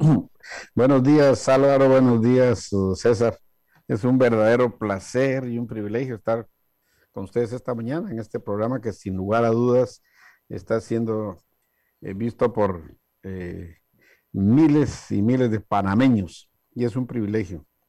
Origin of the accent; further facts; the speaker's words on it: Guatemala; moved away; mi país de origen, Guatemala